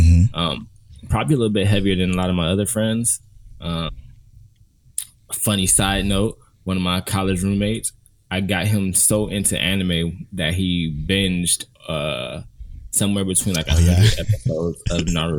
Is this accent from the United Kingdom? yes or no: no; Cleveland, Ohio, United States; now in Houston, United States; I am from Cleveland, Ohio.